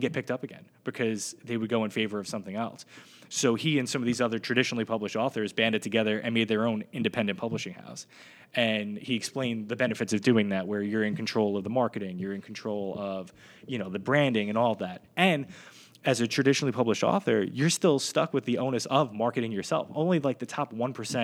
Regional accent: Brooklyn, New York, United States; now in Monmouth County, United States; growing up in Brooklyn at Kings Plaza

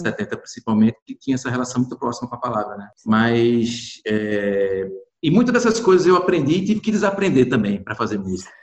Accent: Goiana, Pernambuco, Brazil; eu nasci em Goiânia, é uma cidade que tem muitos cavalos marinhos, maracatu rural

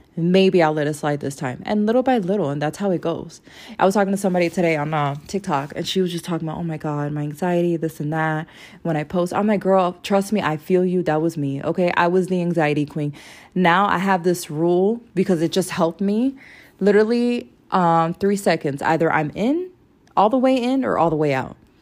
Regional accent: Florida, United States; I'm from Florida.

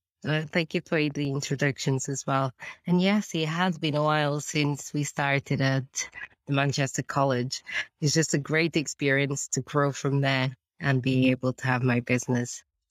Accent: Portugal; now in United Kingdom; So to start with, obviously, I came from Portugal, a different background altogether, coming to UK.

